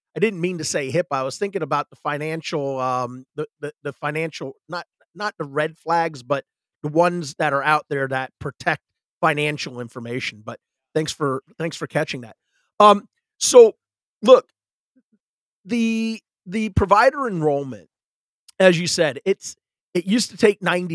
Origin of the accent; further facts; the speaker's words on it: the South, United States; I'm from the South.